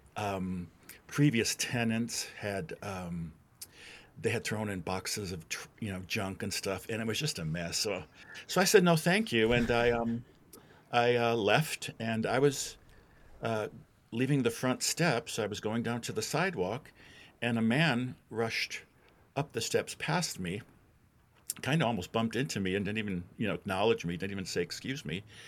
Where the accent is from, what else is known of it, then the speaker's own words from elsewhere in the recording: Wisconsin, United States; moved away as an adult; now in Louisville, United States; I'm not from Louisville originally. I'm from Wisconsin.